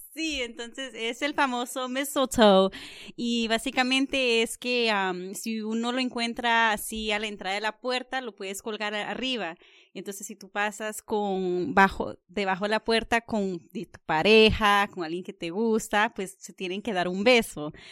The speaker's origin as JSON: {"language": "Spanish", "region": "North Carolina", "country": "United States", "tie": "born or raised there", "also_born_or_lived": "California / Virginia / Washington / Maryland", "moved": "yes", "said": "yo nací en California, pero me creé mm, eh, en Carolina del Norte y pues he vivido en Virginia, Washington, Maryland los últimos 17 años"}